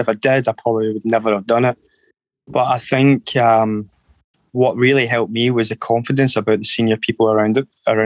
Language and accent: English; Erskine, Scotland, United Kingdom; I was brought up in Erskine, which is about 16, 17 miles outside of Glasgow, just near the Glasgow airport